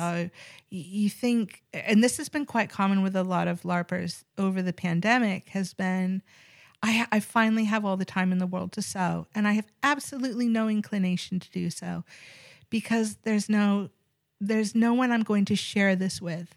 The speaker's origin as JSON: {"language": "English", "town": "Seattle", "region": "Washington", "country": "United States", "tie": "born or raised there", "said": "I grew up, uh, predominantly in Seattle, Washington"}